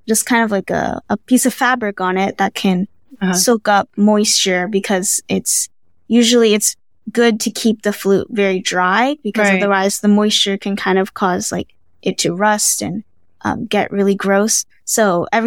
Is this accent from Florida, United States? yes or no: no; California, United States; moved away as an adult; now in Baltimore, United States; I was born and raised in California